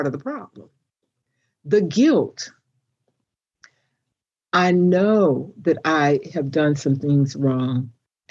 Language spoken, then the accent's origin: English; United States; I am an American, because that's what I am